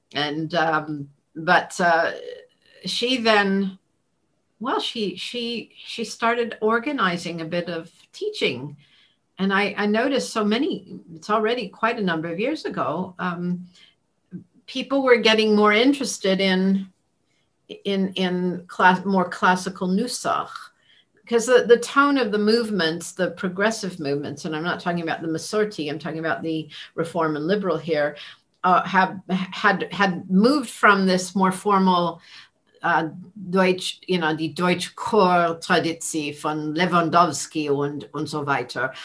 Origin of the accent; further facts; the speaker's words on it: Los Angeles, Santa Clara, California, United States; now in England; we moved from Los Angeles to Santa Clara, California